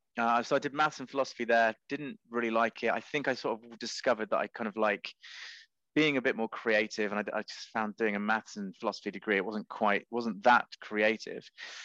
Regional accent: Cambridge, East of England, United Kingdom; Well, Cambridge is a beautiful place. So there's that. But my sort of secondary school years weren't that great because my mother sent me to a Catholic school

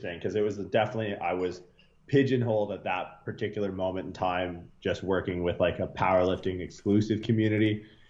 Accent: Canada; moved away as an adult; also born or lived in Toronto; now in California, United States; I grew up like everyone in Canada

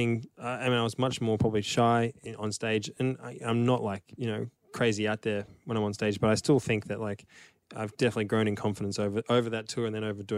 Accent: Melbourne, Victoria, Australia; in Melbourne when we played our last show, which was my hometown

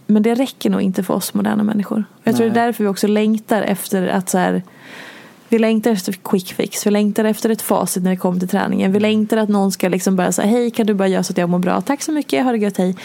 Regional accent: Dalarna County, Sweden; där jag är ifrån i Dalarna

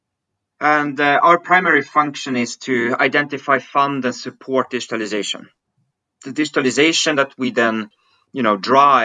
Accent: Stockholm, Stockholm County, Sweden; also born or lived in Switzerland; originally I'm from Switzerland, hence my kind of French-German name. But I grew up in Stockholm. I lived most of my life in Sweden.

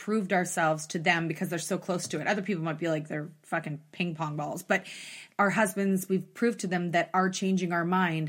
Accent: Canada; we're Canadian for life.

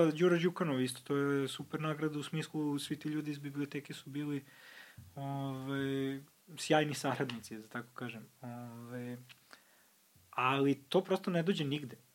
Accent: Pančevo, Vojvodina, Serbia; ja iz Pančeva

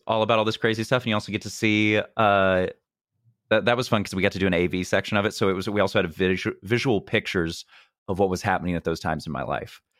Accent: Missouri, United States; I'm from Missouri, which is the most U S, arguably

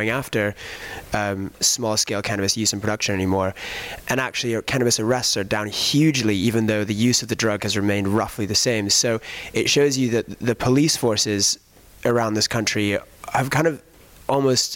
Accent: United States; also born or lived in England; now in United Kingdom; I grew up in America

